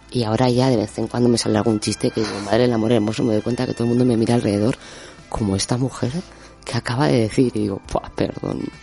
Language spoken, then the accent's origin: Spanish; Basque Country, Spain; moved away; also born or lived in Argentina / Peru; soy vasca y que estudié ingeniería